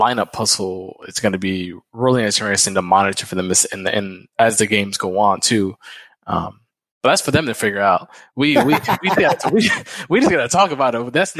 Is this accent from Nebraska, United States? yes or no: no; Milwaukee, Wisconsin, United States; I'm from Milwaukee